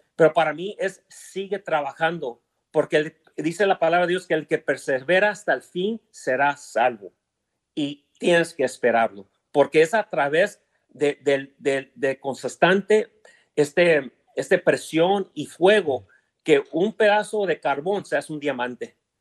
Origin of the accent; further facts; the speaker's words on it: Los Angeles, California, United States; also born or lived in Chihuahua (parents); Yo nací en Los Ángeles, pero todos son Chihuahua